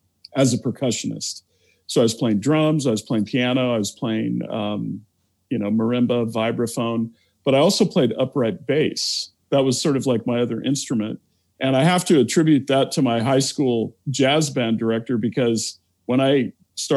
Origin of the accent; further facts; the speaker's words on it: Olympia, Washington, United States; also born or lived in Seattle, Washington; I was born and raised in Olympia, Washington